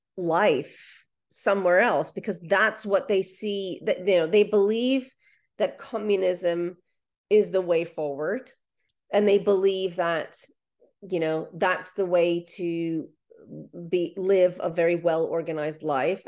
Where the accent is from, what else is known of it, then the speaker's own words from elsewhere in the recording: Ukraine; first language Ukrainian; English is a second language; now in United Kingdom; Ukrainian is my first language.